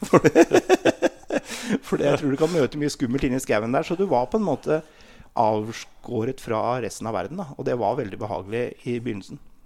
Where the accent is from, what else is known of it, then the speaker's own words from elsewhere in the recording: Sætre, Buskerud, Norway; jeg kommer fra Seter i Hurum, eller Hurumlandet som det heter, som er rett utenfor Oslo. Jeg er født og oppvokst